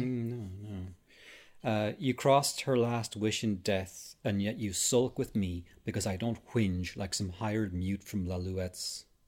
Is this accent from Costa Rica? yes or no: no; Ireland; graveyards in my hometown, there was the Protestant side and the mm-hmm. Catholic mm-hmm. side of the same graveyard